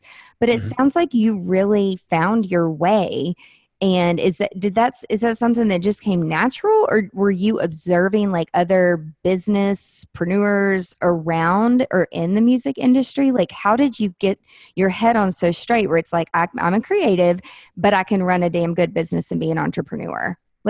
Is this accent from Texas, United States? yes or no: no; Nashville, Tennessee, United States; I grew up in Nashville